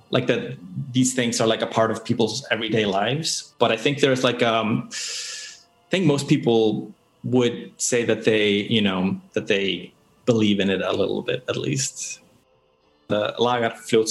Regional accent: Iceland; Born and raised in Iceland.

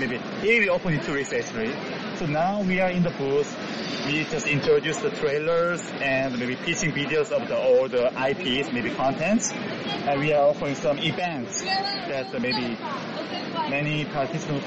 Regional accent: South Korea; from South Korea

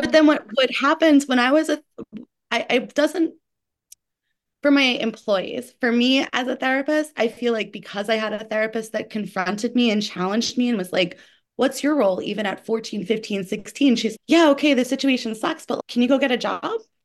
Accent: New York, United States; as a New Yorker

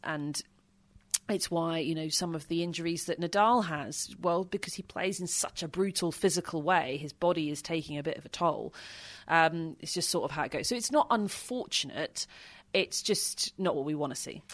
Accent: United Kingdom; being British

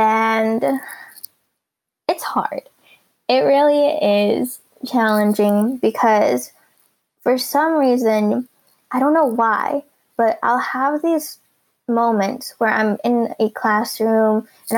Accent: United States; I'm a three-dimensional person, especially being Filipino-American. I am mixed with all the cultures that make up a Filipino, but then having to do the tango and being American at the same time.

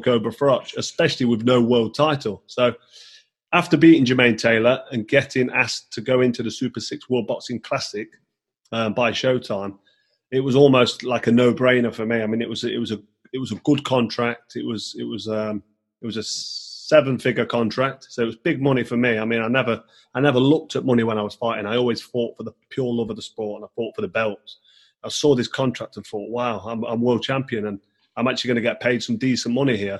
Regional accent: Nottingham, East Midlands, United Kingdom; in Nottingham, in my hometown

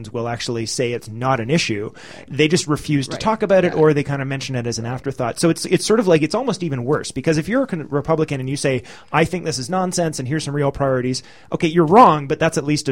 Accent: Canada

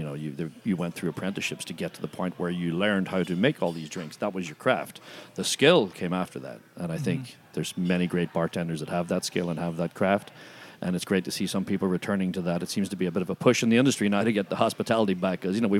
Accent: Ireland; It balances out. I'm from Ireland. It's good.

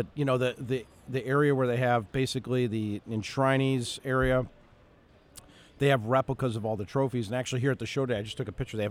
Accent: Chicago, Illinois, United States; I grew up in Chicago

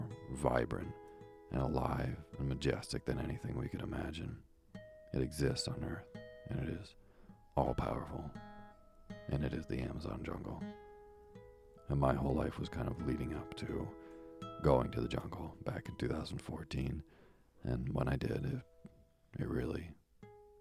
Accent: Vermont, United States; as a kid growing up in Vermont

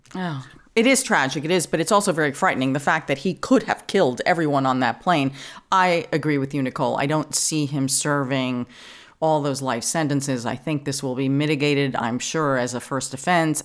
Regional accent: New York, United States; born or raised there; accent: New York

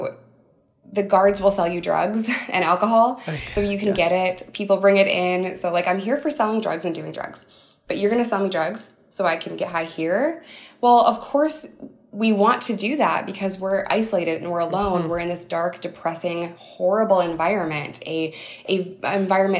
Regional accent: upstate New York, United States; It's like 200% below the poverty line in upstate New York

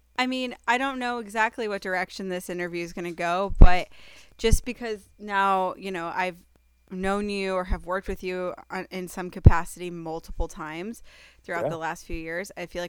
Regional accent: Iowa, United States; especially if you live in the beautiful, wonderful state of Iowa, my home state.

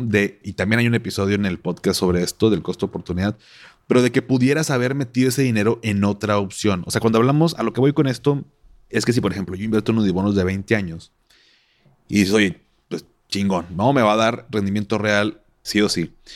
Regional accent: Monterrey, Nuevo León, Mexico; así somos los regios

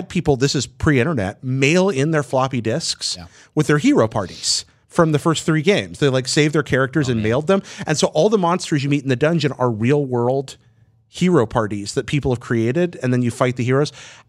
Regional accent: Hickory, North Carolina, United States; moved away; That's my hometown, Hickory.

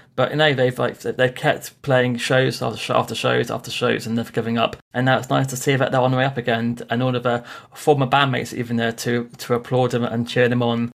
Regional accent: Bournemouth, South West England, United Kingdom; I am from Bournemouth in England

